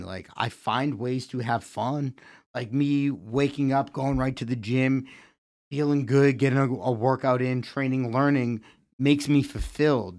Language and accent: English; Connecticut, United States; also born or lived in Massachusetts; now in Easton, United States; I was born in Connecticut.